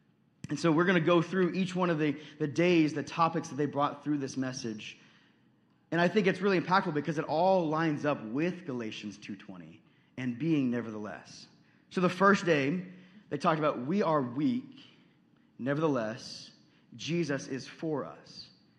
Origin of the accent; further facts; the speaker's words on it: Texas, United States; I know I've only lived here for 6 months, so I don't know if you guys would accept me as a Midwesterner yet, but Midwesterners are strong people. When you guys live through a winter that's negative 30, I'm going home, okay? I'm flying back to Texas